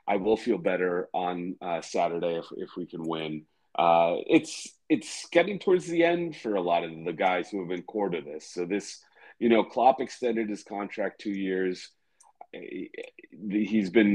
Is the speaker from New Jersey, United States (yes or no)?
yes; New Jersey, United States; I'm an American in New Jersey